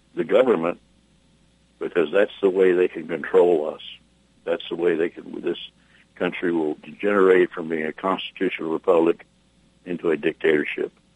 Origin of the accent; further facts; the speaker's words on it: United States; I'm an American. I will die a free American